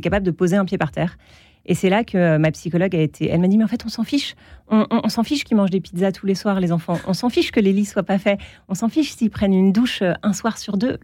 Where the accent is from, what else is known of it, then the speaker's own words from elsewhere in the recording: Alsace, Grand Est, France; j'ai grandi en Alsace